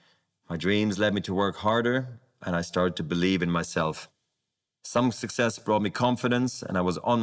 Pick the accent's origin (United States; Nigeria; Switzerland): Switzerland; Basel, Basel-Stadt; I was a ball kid in my hometown of Basel.